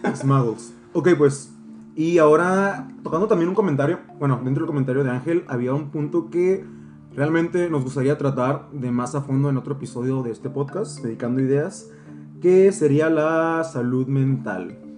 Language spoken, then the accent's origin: Spanish; Valle de las Palmas, Baja California, Mexico; soy de Valle de las Palmas yo